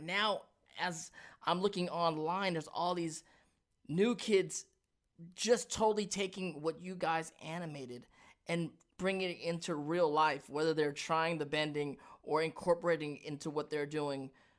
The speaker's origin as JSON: {"language": "English", "town": "Hollywood", "region": "California", "country": "United States", "tie": "born or raised there", "said": "I grew up in Hollywood, you were in Hollywood."}